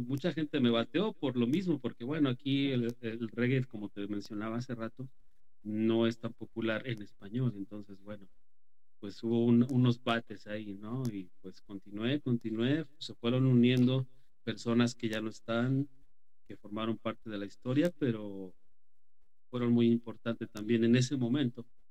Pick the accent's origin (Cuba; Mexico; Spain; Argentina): Mexico; moved away; soy de México